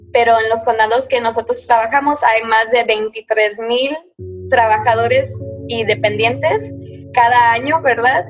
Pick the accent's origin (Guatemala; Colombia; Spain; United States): United States; Oregon; moved away as an adult; also born or lived in North Carolina; now in Columbus County, North Carolina, United States; mis papás vienen de México, del estado de Durango, y nací y crecí en Oregon